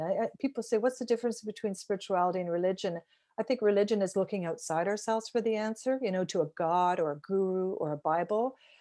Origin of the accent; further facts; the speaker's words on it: Fenwick, Ontario, Canada; I grew up in a small town called Fenwick, a thousand people